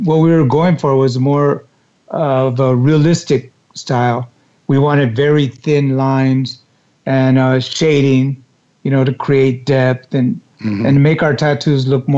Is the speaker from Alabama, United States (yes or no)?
no; Los Angeles, California, United States; I grew up in East LA, you know, area